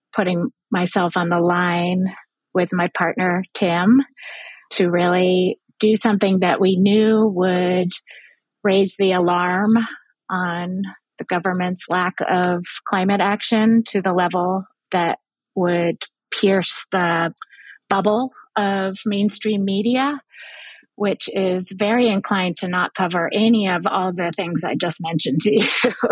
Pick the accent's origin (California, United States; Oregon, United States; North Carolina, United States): California, United States; Berkeley; now in New York, United States; Even as a child, I grew up in Berkeley, California